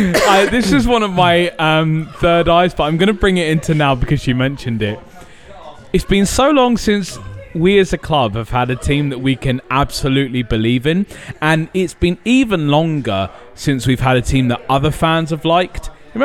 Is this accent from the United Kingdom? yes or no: yes; Portsmouth, South East England, United Kingdom; born or raised there